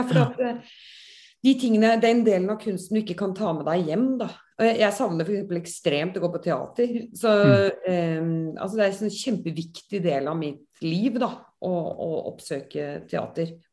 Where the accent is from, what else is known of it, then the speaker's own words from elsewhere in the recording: Bergen, Vestland, Norway; accent: Bergen; also born or lived in Ås; Men før jeg flyttet fra Bergen, så ble jo, da ble jo dialekten sånn som dette